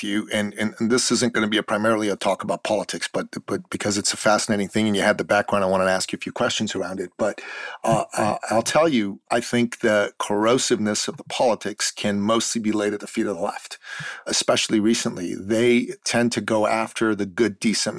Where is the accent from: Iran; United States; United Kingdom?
Iran; now in Canada; I'm a Christian from the Middle East. I'm from Iran. When I was a young boy